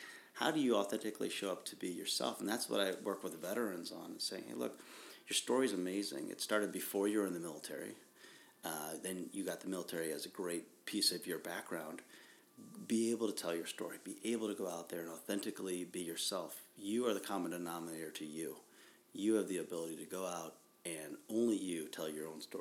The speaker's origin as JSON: {"language": "English", "region": "Ohio", "country": "United States", "tie": "born or raised there", "said": "I'm from Ohio, right? Yeah, and I grew up in Ohio"}